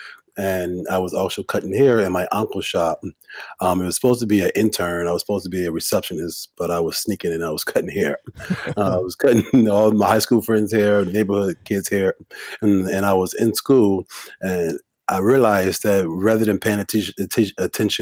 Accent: Detroit, Michigan, United States; moved away as an adult; now in New York City, United States; I am from Detroit, Michigan. I live in New York City. I've been in New York City for over 15 years.

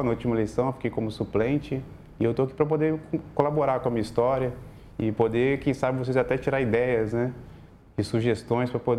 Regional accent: Viana, Brazil; eu tenho 33 anos, sou morador de Viana

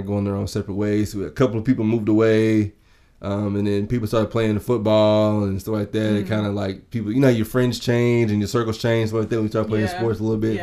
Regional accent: Danville, Kentucky, United States; I have to say Danville. Danville, Kentucky

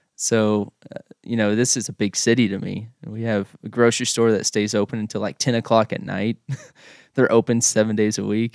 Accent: Oklahoma, United States; now in Russell, United States; I grew up in Oklahoma and, uh, from a real small town.

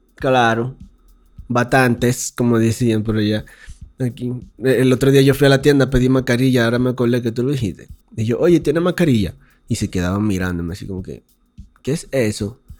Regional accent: Dominican Republic; now in Mexico

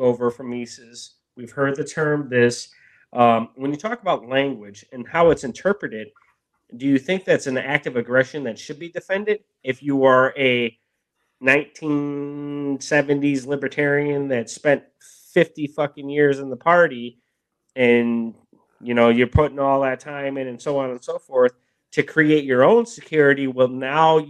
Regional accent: Milwaukee, Wisconsin, United States; I grew up in Milwaukee

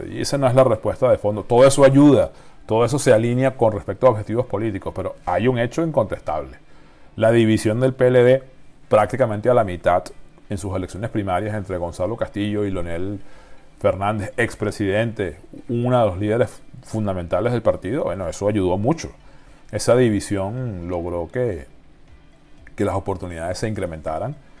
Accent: Venezuela; la venezolana, por la situación que todos conocemos en mi país

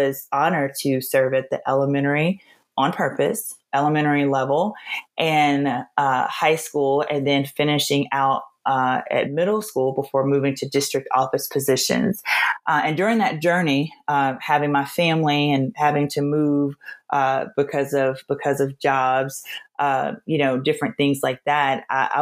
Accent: Louisiana, United States; moved away; also born or lived in Nashville / East Coast / Colorado; I'm originally from Louisiana

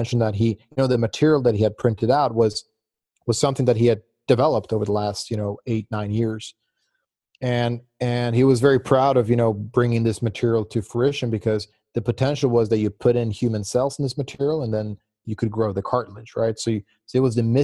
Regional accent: Gothenburg, Västra Götaland, Sweden; also born or lived in Virginia, United States; now in Gothenburg, Sweden; I got into a school in Gothenburg, so the city where I was born

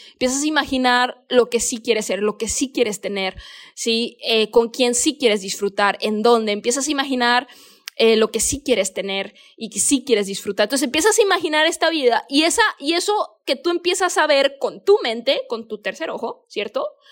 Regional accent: Mexico; moved away as an adult; now in Bali, Indonesia; Yo soy mexicana

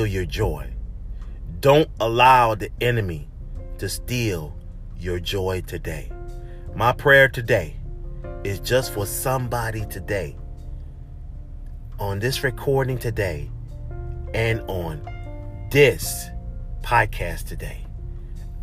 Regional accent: Charleston, South Carolina, United States; moved away; That's my hometown, Charleston, South Carolina

